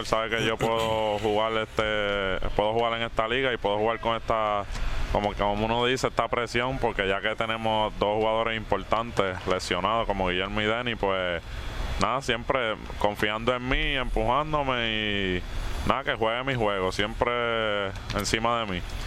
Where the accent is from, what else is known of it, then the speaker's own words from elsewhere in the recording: Luquillo, Puerto Rico; also born or lived in Boston, Massachusetts / Carolina / Mayagüez / Miami; Pues yo nací en Boston, Massachusetts, pero me crié en Luquillo